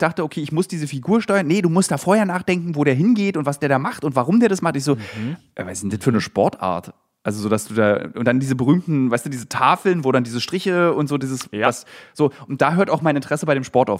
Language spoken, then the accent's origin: German; Berlin, Germany; ich bin ja Berliner